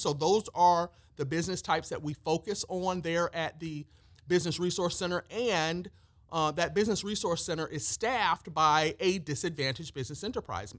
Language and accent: English; Peoria, Illinois, United States; moved away as an adult; now in Georgia, United States; came to Georgia from my hometown of Peoria, Illinois